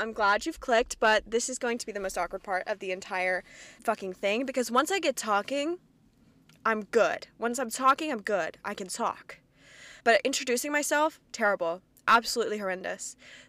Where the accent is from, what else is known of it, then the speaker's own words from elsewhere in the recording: Kentucky, United States; accent: Midwestern; So real South Central Kentucky Bible Belt. And I might make references to that. My accent might come out a little bit. I have never really had one. I've had more of a Midwestern accent my entire life